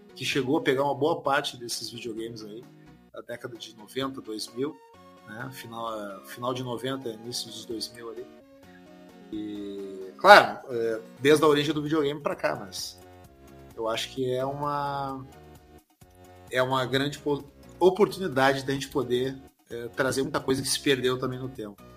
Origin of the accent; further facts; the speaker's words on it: Porto Alegre, Rio Grande do Sul, Brazil; a gente é de Porto Alegre